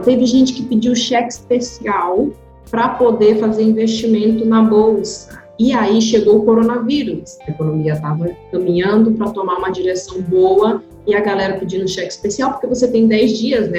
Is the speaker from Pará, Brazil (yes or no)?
yes; interior of Pará, Brazil; eu sou do interior do Pará